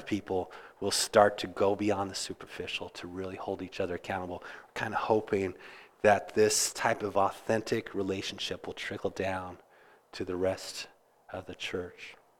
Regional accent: Kansas, United States; now in Interlaken, New York, United States; I grew up in Kansas

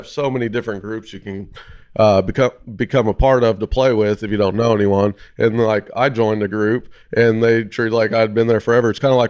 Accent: Yuma, Arizona, United States; we're from Yuma, Arizona. A lot of UFC fighters came out of there.

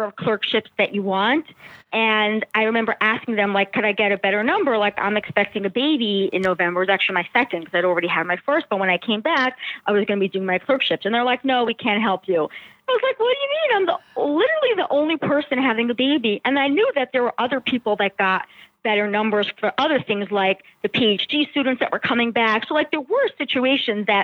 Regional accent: New York City, New York, United States; I grew up in Brooklyn, New York

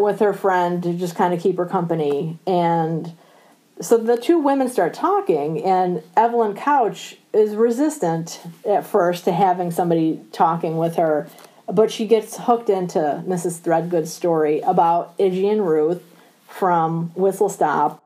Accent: Illinois, United States; moved away as an adult; now in Guilford, United States; I'm from Illinois originally

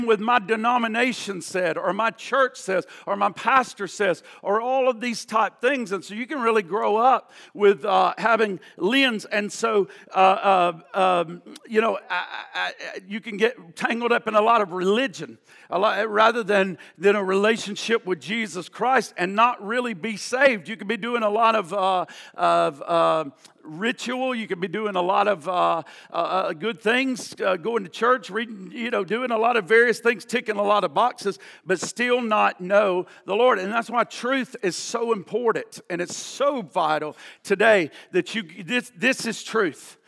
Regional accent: the Bible Belt, the South, United States; I grew up in the Bible Belt

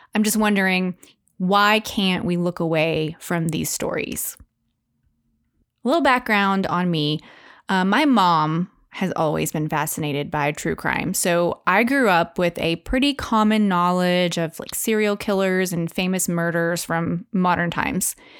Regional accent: Van Buren, Arkansas, United States; also born or lived in Texas; I grew up in Van Buren, Arkansas

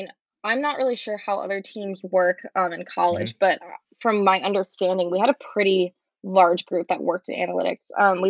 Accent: Chicago, Illinois, United States; moved away as an adult; I grew up in Chicago

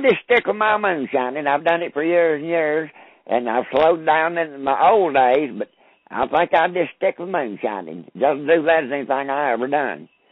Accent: Robbinsville, North Carolina, United States; I grew up here in Graham County, Robbinsville, North Carolina.

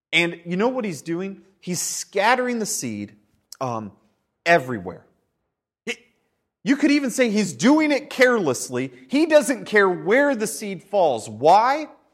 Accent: United States; we're Americans

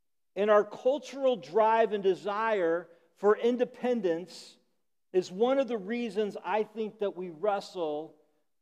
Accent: Illinois, United States; I grew up in Illinois

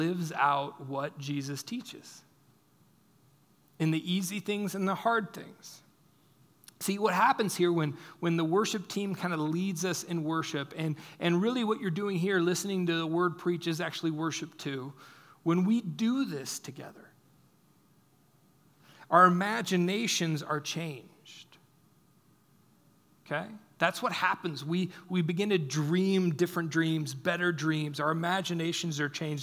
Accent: United States; we as American Christians

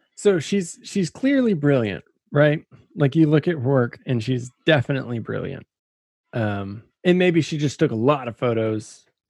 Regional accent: Austin, Texas, United States; austin like oh that that's my hometown

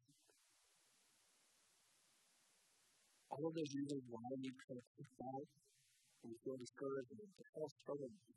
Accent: Daytona Beach, Florida, United States; I grew up in Daytona Beach, and I surfed

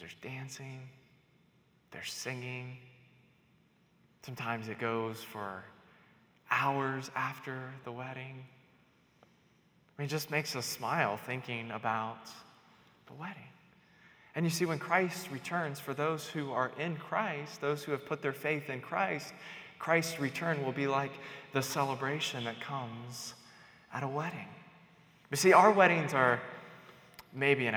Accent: North Carolina, United States; now in New Mexico, United States; I'm from North Carolina

